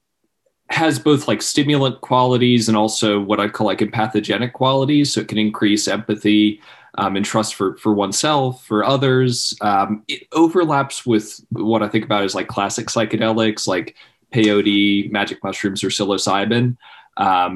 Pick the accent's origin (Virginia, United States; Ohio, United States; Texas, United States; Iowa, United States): Ohio, United States; Cincinnati; moved away as an adult; also born or lived in Columbus, Ohio; now in Charleston, United States; I was born and raised in Cincinnati, Ohio.